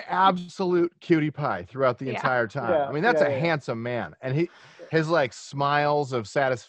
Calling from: New York, United States; In Westchester County, New York.

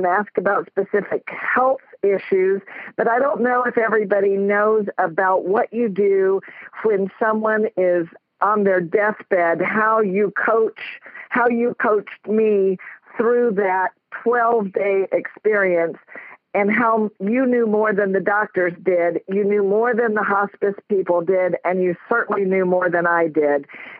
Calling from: Jensen Beach, Florida, United States; I'm calling from Jensen Beach, Florida.

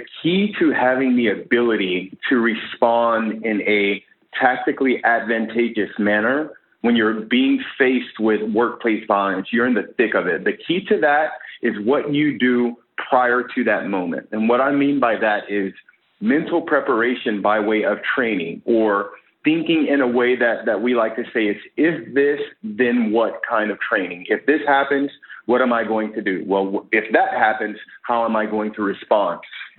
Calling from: San Diego, California, United States; I am calling from San Diego, California.

